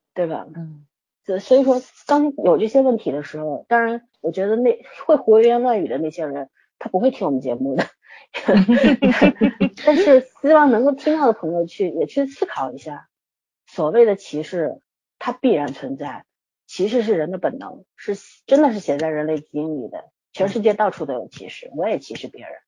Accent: Shanghai, China; 我作为一个上海人

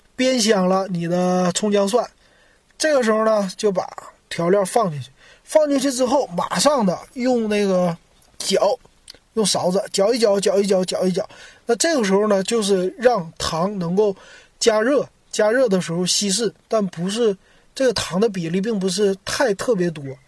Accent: Shenyang, Liaoning, China; moved away as an adult; now in Shanghai, China; 我是沈阳人，我离开沈阳之后

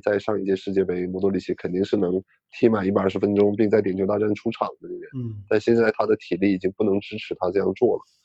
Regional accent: China; 我说我是中国人

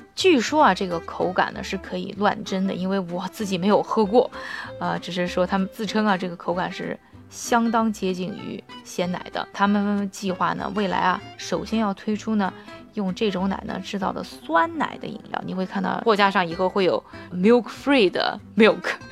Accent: China; 我们亚洲人，特别是我们中国人

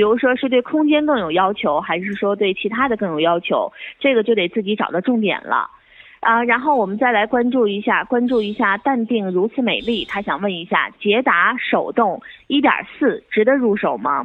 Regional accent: Northeast China, China; accent: Northeastern; 咱们东北话

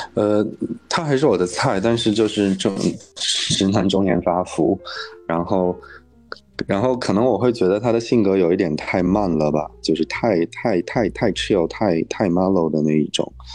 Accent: Inner Mongolia, China; moved away; 还有我的老家内蒙古

